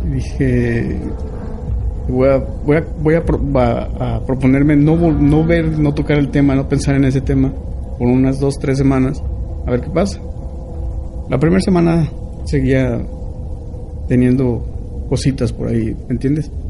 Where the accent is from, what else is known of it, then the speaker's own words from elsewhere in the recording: United States; y nosotros, nosotros creemos en el espiritualismo, soy, soy nativo americano, yo creo en el espiritualismo.